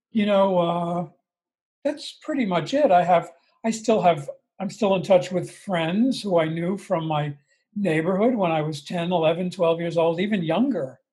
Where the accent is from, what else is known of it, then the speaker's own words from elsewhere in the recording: Long Island, New York, United States; I grew up on Long Island. Um, about 20 miles outside the city, outside, outside of Manhattan